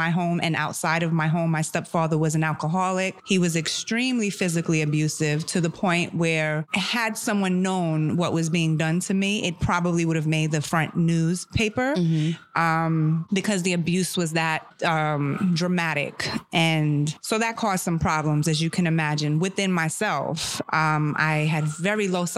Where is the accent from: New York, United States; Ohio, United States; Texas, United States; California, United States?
New York, United States; New York City; born or raised there; first language German; English is a second language; also born or lived in Germany / Seattle